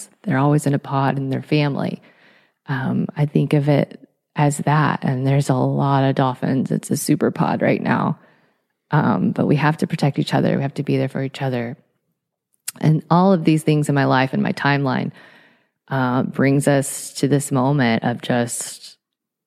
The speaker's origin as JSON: {"language": "English", "town": "Atlanta", "region": "Georgia", "country": "United States", "moved": "yes", "lives_now": "Los Angeles, United States", "said": "I'm not from Los Angeles originally. I'm from Atlanta, Georgia"}